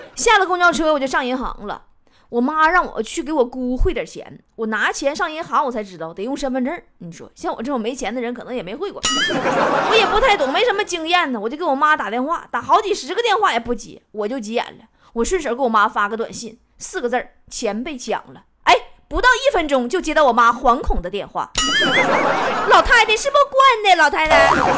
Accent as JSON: {"language": "Chinese", "region": "Northeast China", "country": "China", "accent": "Northeastern (Dongbei) dialect", "moved": "yes", "said": "东北话叫过假假"}